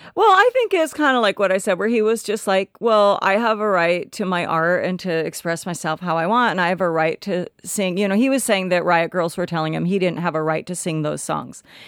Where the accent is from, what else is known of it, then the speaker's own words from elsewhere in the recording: Olympia, Washington, United States; also born or lived in Tennessee; I grew up in Olympia